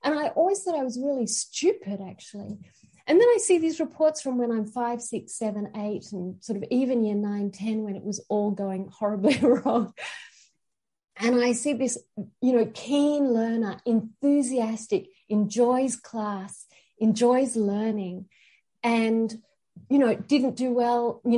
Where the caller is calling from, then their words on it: New South Wales, Australia; I'm calling from Australia, and this is Darug country.